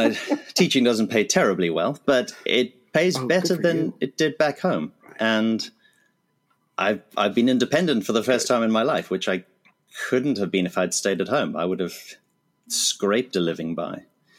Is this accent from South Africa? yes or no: yes; South Africa; moved away as an adult; now in Taiwan; I basically came here because, the South African economy was failing me somewhat. I know I don't sound like a typical South African in terms of what the world thinks we are, but we do have 11 official languages and umpteen ethnicities.